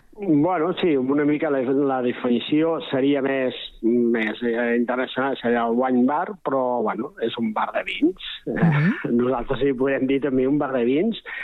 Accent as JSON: {"language": "Catalan", "town": "Berga", "region": "Catalonia", "country": "Spain", "tie": "born or raised there", "moved": "as an adult", "lives_now": "Castellar del Vallès, Spain", "said": "jo he viscut tota la vida a Berga, però soc de poble"}